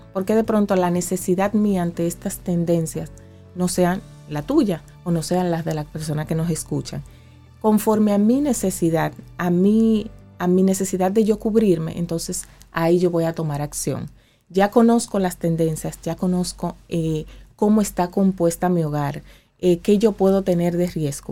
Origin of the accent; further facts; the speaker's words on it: Dominican Republic; en mi país como República Dominicana